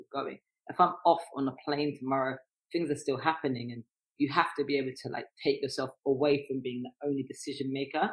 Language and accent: English; London, United Kingdom; I'm also from North London